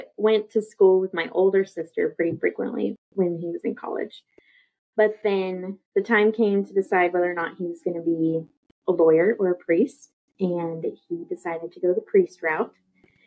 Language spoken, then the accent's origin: English; Houston, Texas, United States; also born or lived in Corpus Christi, Texas; I live in Houston, Texas. Been here pretty much my whole life. We moved here when I was 7 from Corpus Christi for my dad's job